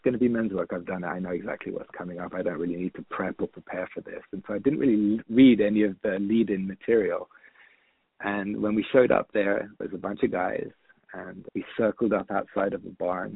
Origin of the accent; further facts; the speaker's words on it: London, United Kingdom; moved away as an adult; also born or lived in San Francisco; growing up in London